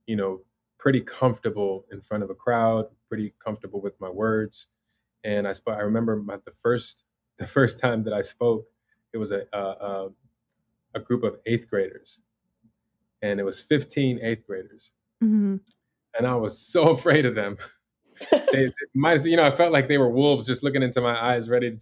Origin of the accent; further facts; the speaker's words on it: Chicago, Illinois, United States; now in Los Angeles, United States; I grew up in the Michael Jordan era in Chicago